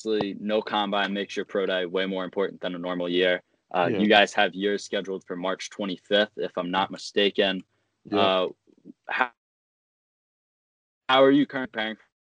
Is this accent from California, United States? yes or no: no; Newport, Rhode Island, United States; I'm from Newport. I don't know if you I know Newport, but all right. Rhode Island